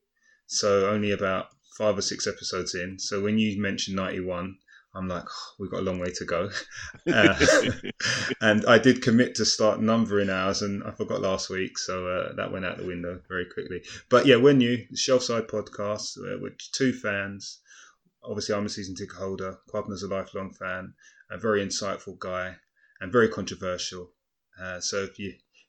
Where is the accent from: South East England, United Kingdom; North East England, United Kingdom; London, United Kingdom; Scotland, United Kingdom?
London, United Kingdom; I grew up in Hackney